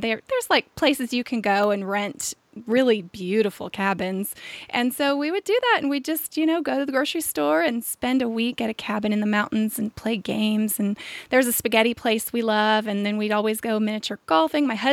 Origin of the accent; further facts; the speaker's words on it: Visalia, California, United States; I was born in Central California in a little farming town called Visalia